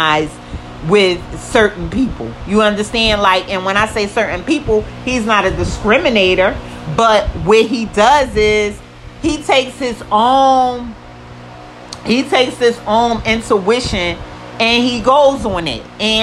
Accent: United States; I am African American

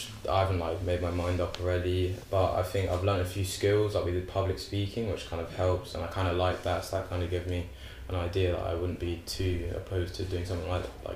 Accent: London, United Kingdom; I'm 16, I'm from West London.

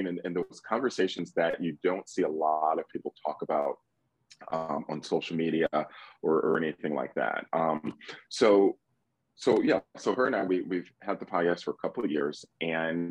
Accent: Detroit, Michigan, United States; moved away as an adult; now in Atlanta, United States; I'm born and raised in Metro Detroit

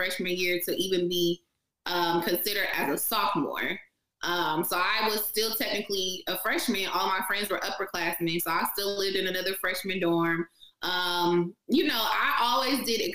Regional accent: Stockton, California, United States; moved away as an adult; also born or lived in San Leandro, California / Virginia; now in Los Angeles, United States; I'm from San Leandro, California, but I grew up in Stockton, which is about an hour from Sacramento

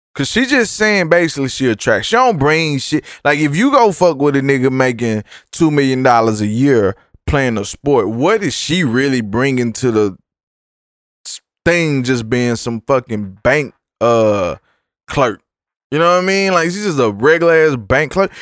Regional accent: Dallas, Texas, United States; I'm from South Dallas

